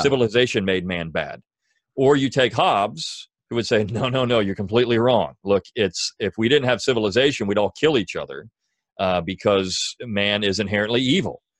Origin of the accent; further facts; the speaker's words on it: Delaware, United States; moved away; I am from Delaware originally